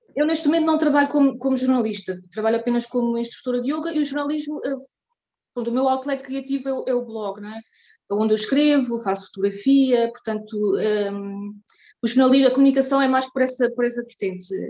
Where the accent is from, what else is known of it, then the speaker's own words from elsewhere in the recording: Terceira Island, Azores, Portugal; moved away as an adult; now in Zurich, Switzerland; sou natural dos Açores, da, da Ilha Terceira, mas neste momento vivo em Zurique, na Suíça, há já oito anos